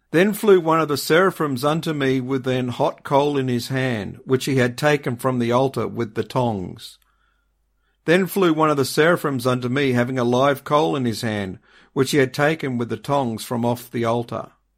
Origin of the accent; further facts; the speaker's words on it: Australia; being an Aussie